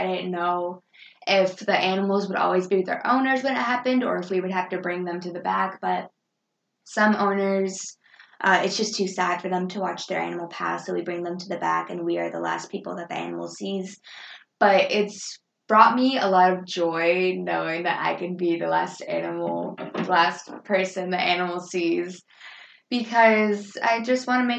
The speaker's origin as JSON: {"language": "English", "country": "Japan", "tie": "born there", "said": "because I was born in Japan on an American military base"}